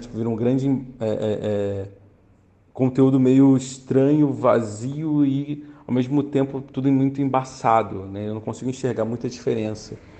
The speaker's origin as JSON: {"language": "Portuguese", "region": "Rio de Janeiro", "country": "Brazil", "moved": "as an adult", "lives_now": "São Paulo, Brazil", "said": "Sou carioca também, atualmente morando em São Paulo agora há seis anos"}